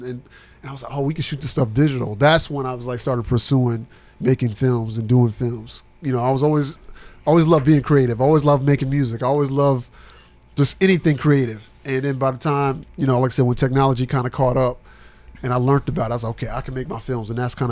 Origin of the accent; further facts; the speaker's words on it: New Jersey, United States; now in Murfreesboro, United States; Jersey, yes.